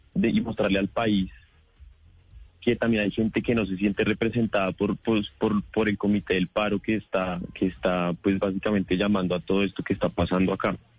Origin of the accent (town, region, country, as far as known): Colombia